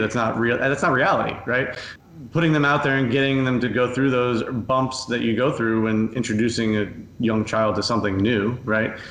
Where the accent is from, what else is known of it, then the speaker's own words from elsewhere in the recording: Coral Springs, Florida, United States; I grew up in Coral Springs, uh, the son of a local pediatrician.